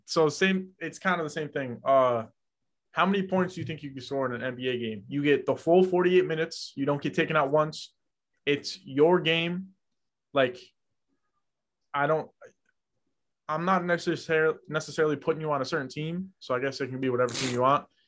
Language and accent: English; New York, United States; I'm from New York